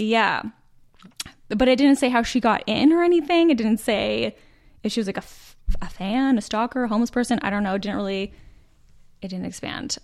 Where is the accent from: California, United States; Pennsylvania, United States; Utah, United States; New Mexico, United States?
Utah, United States; moved away as an adult; now in Charlotte, United States; born and raised in Utah. We dated in high school.